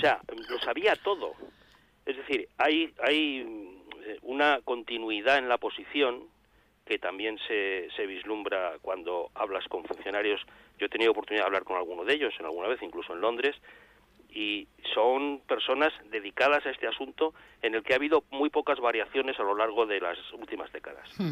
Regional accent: Spain; nosotros como españoles

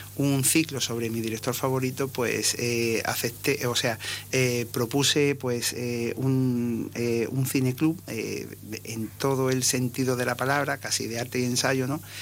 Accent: Ceuta, Spain; Yo soy ceutí de, nacimiento

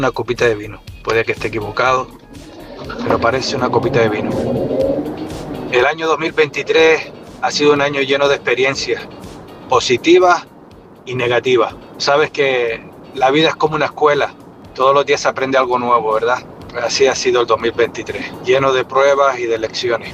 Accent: Canary Islands, Spain; now in United States; canario aquí en los Estados Unidos

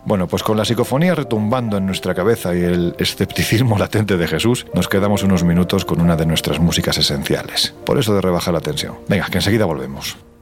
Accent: southern Spain, Spain; siento pasión por mi tierra, lógicamente, el, el, sur de España

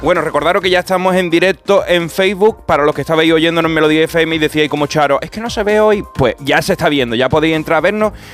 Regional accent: Andalusia, Spain; soy andaluz

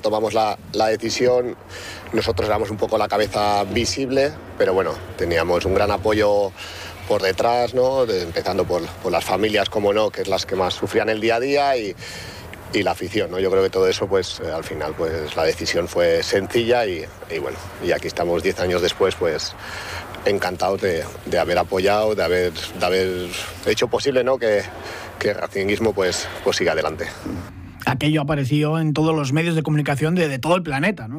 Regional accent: Barcelona, Catalonia, Spain; now in Asturias, Spain; yo que soy de Barcelona, vivo en Asturias

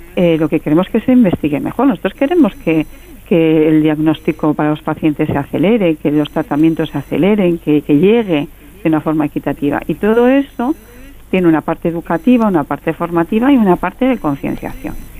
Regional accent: Galicia, Spain; yo soy gallega

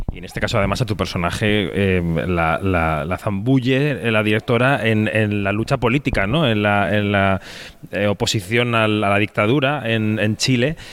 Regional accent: Spain

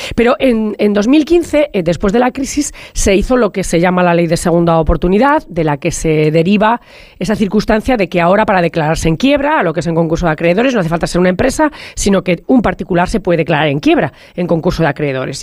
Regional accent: La Rioja, Spain; yo soy riojana

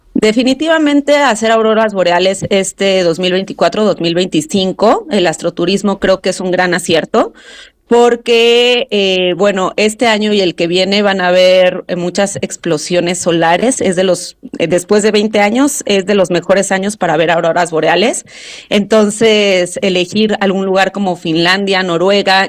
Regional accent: Mexico City, Mexico; yo soy de la Ciudad de México, acá nací

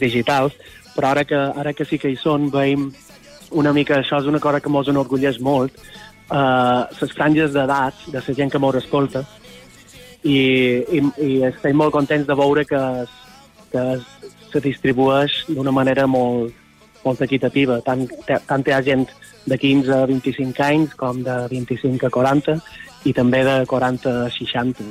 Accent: Son Servera, Balearic Islands, Spain; nosaltres som de Son Cervera, de Llevant mallorquí, i allà en el litoral de Son Cervera, la eh, joia de la corona és una petita cala que seria Esport Nou, que és on nosaltres vàrem passar la infància

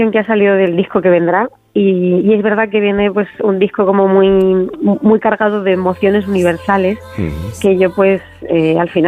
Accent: Castilla-La Mancha, Spain; me lo pidieron de, los medios de, mi tierra, de Castilla-La Mancha

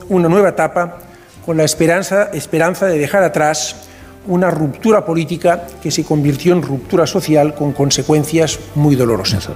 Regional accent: Catalonia, Spain; Como socialista que soy, pero también como catalán

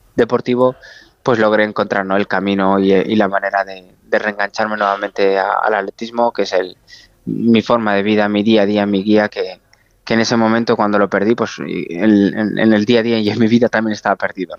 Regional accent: Spain

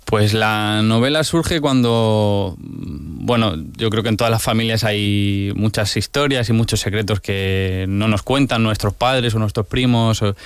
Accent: Region of Murcia, Spain; cómo somos los murcianos

